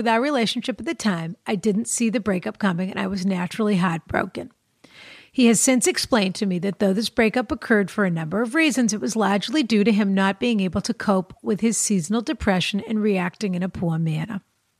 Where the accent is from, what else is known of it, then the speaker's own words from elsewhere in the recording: Ireland; now in Vancouver, Canada; I'm 27. I'm from Ireland, and I'm currently living in Vancouver.